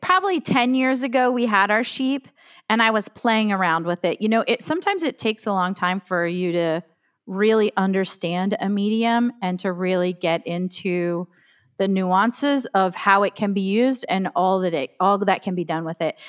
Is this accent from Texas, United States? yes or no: no; Woolrich, Pennsylvania, United States; now in Western New York, United States; I grew up in Woolrich